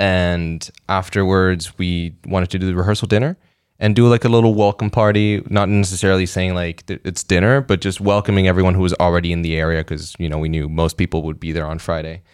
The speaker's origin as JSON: {"language": "English", "country": "Puerto Rico", "tie": "born or raised there", "said": "I grew up in Puerto Rico"}